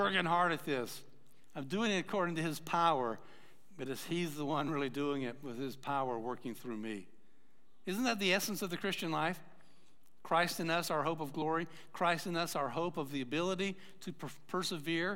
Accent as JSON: {"language": "English", "town": "Atlanta", "region": "Georgia", "country": "United States", "tie": "born or raised there", "moved": "yes", "said": "I grew up in Atlanta"}